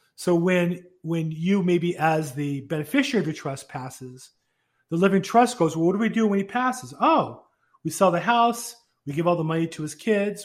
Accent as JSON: {"language": "English", "region": "California", "country": "United States", "tie": "born or raised there", "also_born_or_lived": "Florida", "said": "I grew up here in California"}